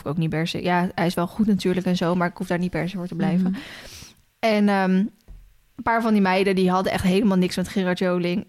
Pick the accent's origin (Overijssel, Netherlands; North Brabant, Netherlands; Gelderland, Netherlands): Gelderland, Netherlands; Loenen; also born or lived in Ede; uit Loenen